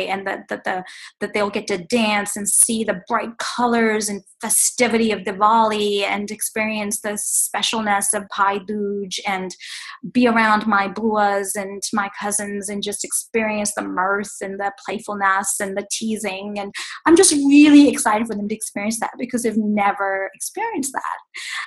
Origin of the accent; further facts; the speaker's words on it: Botswana; moved away as an adult; also born or lived in Tanzania; now in Atlanta, United States; I was born in Tanzania, raised in Botswana, now live in Atlanta